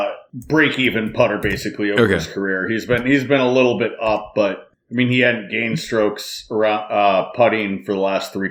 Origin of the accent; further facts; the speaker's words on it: Minnesota, United States; as a Minnesotan